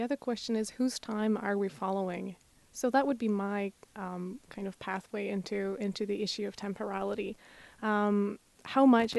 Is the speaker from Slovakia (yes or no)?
yes; Slovakia; moved away; I'm originally from Slovakia.